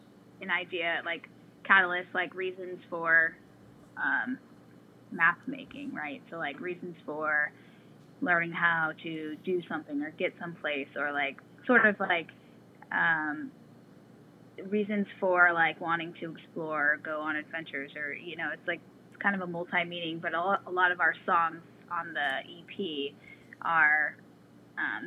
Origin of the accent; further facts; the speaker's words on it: Des Moines, Iowa, United States; moved away as an adult; also born or lived in Baltimore area, Maryland; now in Maryland, United States; The first year I moved here, I'm from Des Moines, Iowa, and first year I moved here